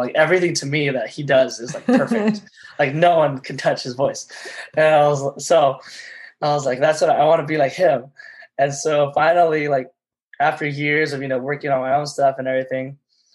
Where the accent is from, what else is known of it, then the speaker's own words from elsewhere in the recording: Los Angeles, California, United States; I was born in Los Angeles